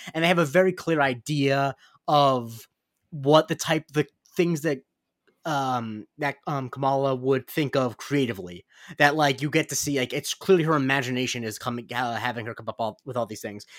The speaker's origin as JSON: {"language": "English", "region": "West Coast of Florida", "country": "United States", "said": "I am from Florida"}